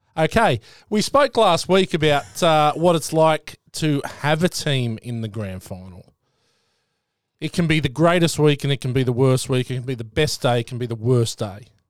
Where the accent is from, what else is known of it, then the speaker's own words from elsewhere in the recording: New South Wales, Australia; moved away; I'm from New South Wales